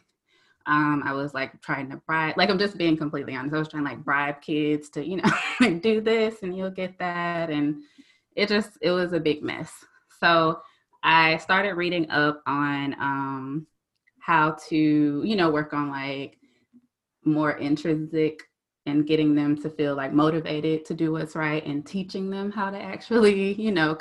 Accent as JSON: {"language": "English", "region": "South Georgia", "country": "United States", "said": "I'm from South Georgia, so we know sometimes like Southern roots"}